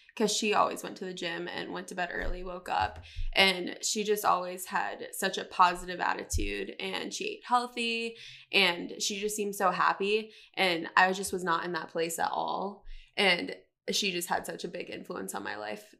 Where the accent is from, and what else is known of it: Charlotte, North Carolina, United States; born or raised there